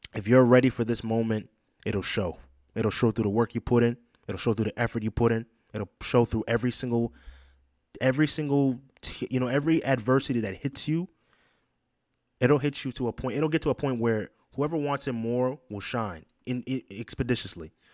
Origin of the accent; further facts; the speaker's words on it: Boston, Massachusetts, United States; my hometown team, the Boston Celtics